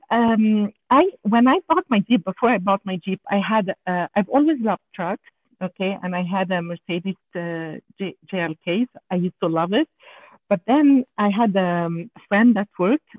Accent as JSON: {"language": "English", "country": "Canada", "accent": "French Canadian", "second_language": "English", "said": "I'm I'm sorry about my accent because I'm a French Canadian."}